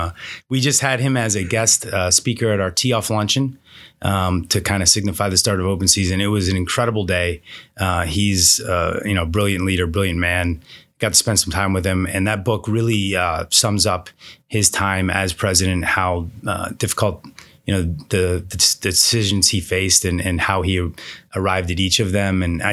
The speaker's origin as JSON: {"language": "English", "town": "Pittsburgh", "region": "Pennsylvania", "country": "United States", "tie": "born or raised there", "also_born_or_lived": "Miami", "moved": "as an adult", "lives_now": "Phoenix, United States", "said": "Well, I'm born and raised in Pittsburgh."}